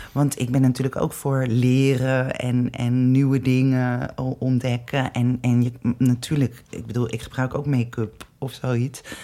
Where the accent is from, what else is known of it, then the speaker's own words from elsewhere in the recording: Amsterdam, North Holland, Netherlands; ik ben zelf ook geboren in de Wolvenstraat, in de Negen Straatjes